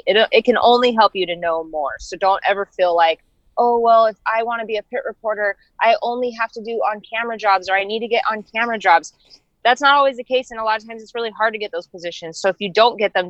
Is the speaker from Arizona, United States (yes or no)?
yes; Arizona, United States; also born or lived in Denver, Colorado; I was born in Denver, but we moved to Arizona when I was, I think, 9 or 10.